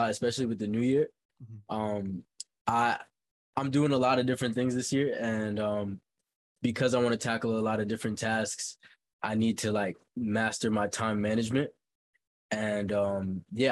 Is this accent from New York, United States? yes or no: yes; New York City, New York, United States; also born or lived in Haiti; Growing up in Brooklyn, my life was very, very calm